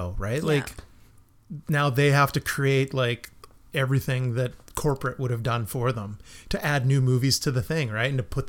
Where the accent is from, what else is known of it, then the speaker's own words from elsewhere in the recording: Melville, New York, United States; I'm from Melville and it was the gas station, right?